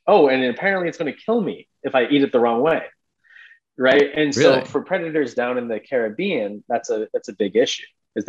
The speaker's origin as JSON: {"language": "English", "town": "Edmonton", "region": "Alberta", "country": "Canada", "tie": "born or raised there", "said": "I would visit the Cayman Islands every winter, like I said, growing up in Edmonton till I was 6 years old."}